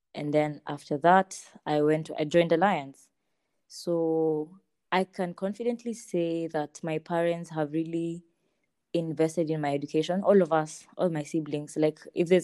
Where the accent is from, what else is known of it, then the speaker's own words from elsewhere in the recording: Nairobi, Kenya; also born or lived in Eldoret, Kenya; I moved to Nairobi from Eldoret. I was studying between the years 2009 going down, I was studying in Hill School Eldoret. And then after that, when we moved to Nairobi, that was in class 3.